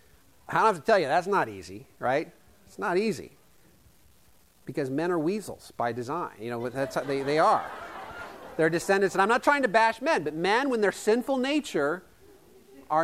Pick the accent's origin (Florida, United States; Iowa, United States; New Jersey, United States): Iowa, United States; Yale; the little town I grew up in Yale, Iowa, population 250